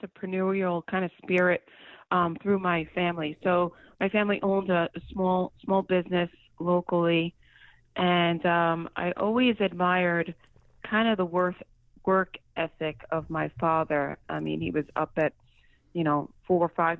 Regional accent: New York, United States; I grew up in New York my whole life, although I've had stints in and out of the state

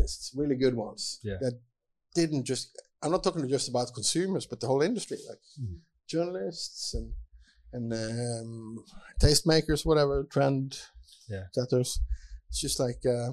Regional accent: Bergen, Vestland, Norway; I'm from Bergen

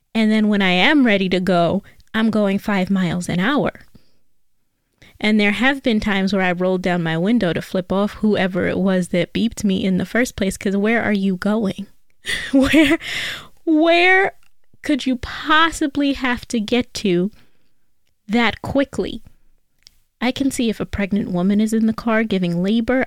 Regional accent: New York City, New York, United States; I am from New York. I'm a native New Yorker, and I learned how to drive in the Bronx

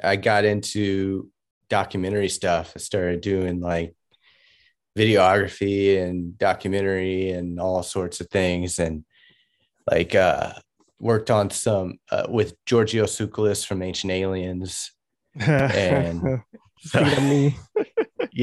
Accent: Oakland, California, United States; moved away; also born or lived in Los Angeles, California; I come from Oakland, California, and quickly had moved into Los Angeles.

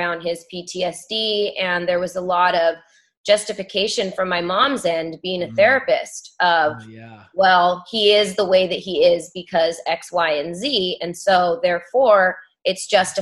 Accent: California, United States; growing up in California

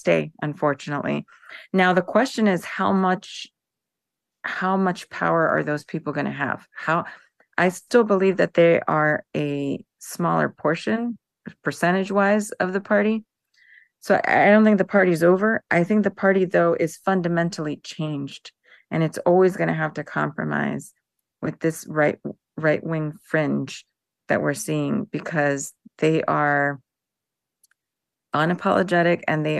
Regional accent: Florida, United States; I'm from Florida

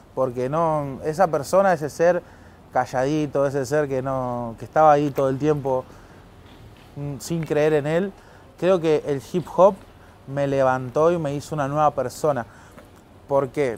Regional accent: Merlo, Buenos Aires Province, Argentina; nací en Pontevedra, Merlo, zona oeste de Gran Buenos Aires

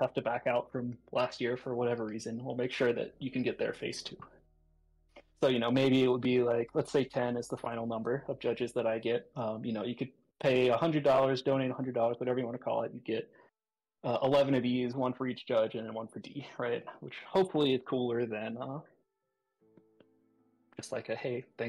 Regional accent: United States; also born or lived in North Carolina; I'm American, right? I live in North Carolina

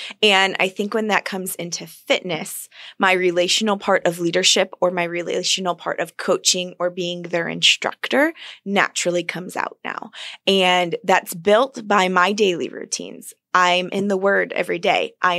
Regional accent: Buffalo, New York, United States; Buffalo, New York.

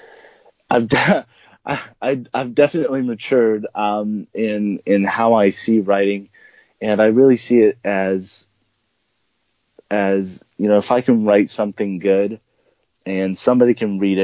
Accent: California, United States; also born or lived in South America; I'm an author who was born and raised in California. I grew up a little bit in South America with me and my family

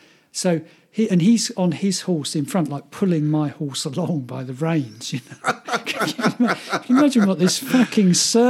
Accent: England, United Kingdom; I'm from England.

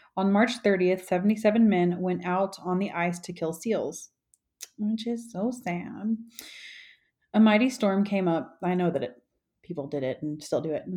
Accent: the South, United States; moved away; I grew up in the South

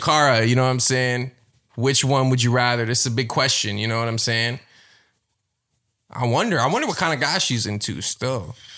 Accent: Toronto, Ontario, Canada; I'm from Scarborough, so like there were a lot of Filipinos there.

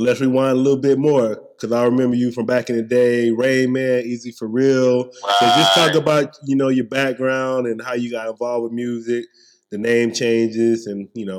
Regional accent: Mississippi, United States; because I'm from Mississippi

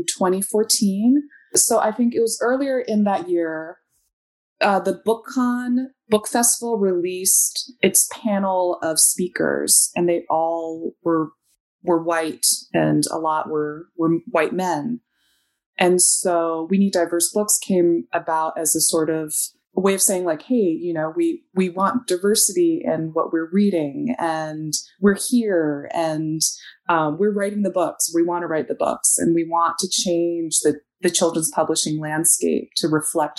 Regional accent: United States; growing up, I'm Chinese American.

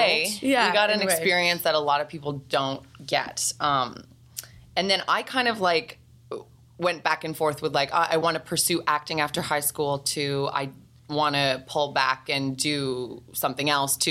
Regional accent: Newmarket, Ontario, Canada; also born or lived in Stratford, Ontario; About 30 minutes north of Toronto. In a place called Newmarket is where we moved. And I was young. I was like a year old, a couple years old, right?

